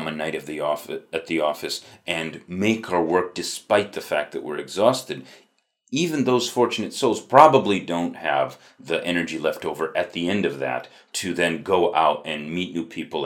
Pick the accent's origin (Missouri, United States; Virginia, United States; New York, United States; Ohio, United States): New York, United States; upstate; I grew up in the Rust Belt of upstate New York.